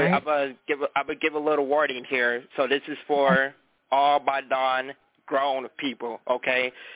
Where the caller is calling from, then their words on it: Antioch, California, United States; I'm calling from Antioch, California, the Bay Area.